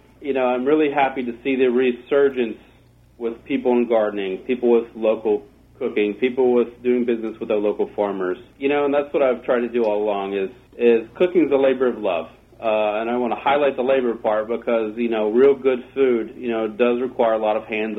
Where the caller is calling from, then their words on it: Nashville, Tennessee, United States; I'm calling from Nashville, Tennessee.